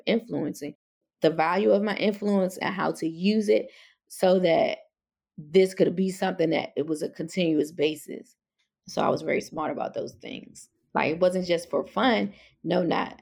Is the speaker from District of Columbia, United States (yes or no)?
yes; Washington, District of Columbia, United States; I was born and raised in Northwest DC